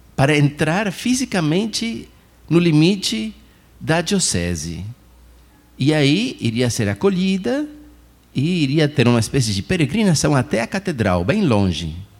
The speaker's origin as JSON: {"language": "Portuguese", "country": "Chile", "also_born_or_lived": "Argentina", "moved": "yes", "said": "eu sou do Chile, mas pertenço a uma diocese de Argentina"}